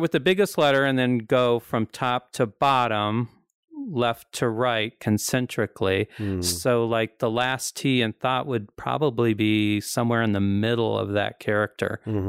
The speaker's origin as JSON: {"language": "English", "region": "the Ozarks", "country": "United States", "said": "I'm from the Ozarks."}